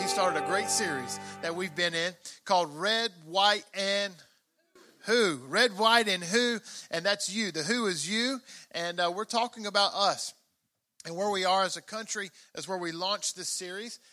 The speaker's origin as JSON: {"language": "English", "region": "Mississippi", "country": "United States", "tie": "born or raised there", "said": "I grew up in Mississippi"}